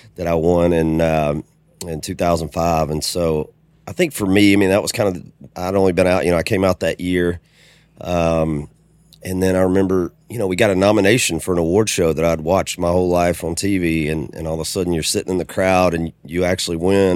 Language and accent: English; Macon, Georgia, United States; also born or lived in Homestead, Florida / Jacksonville; I was pretty much raised there in, in middle Georgia.